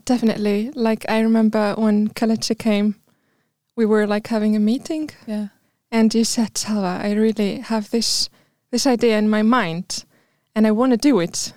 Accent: Tunis, Tunis Governorate, Tunisia; also born or lived in Bizerte; I'm from Tunisia, mm. Tunis

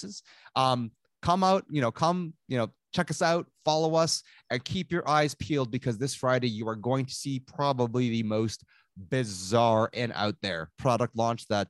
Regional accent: Toronto, Ontario, Canada; I grew up in Toronto

